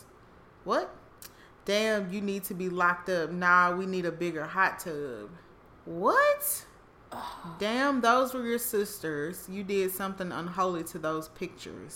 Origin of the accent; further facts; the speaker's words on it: Mississippi, United States; I'm from Mississippi